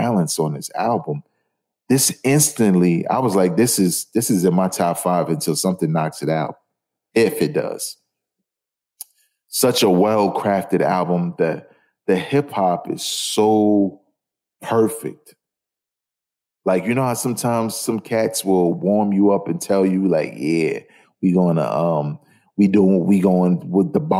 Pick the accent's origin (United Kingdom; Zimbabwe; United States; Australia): United States; New York City, New York; I'm from Brooklyn